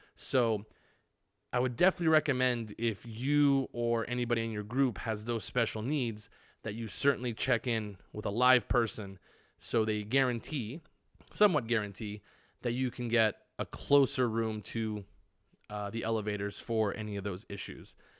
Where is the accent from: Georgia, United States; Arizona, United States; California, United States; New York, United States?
Arizona, United States; now in Las Vegas, United States; I am from Arizona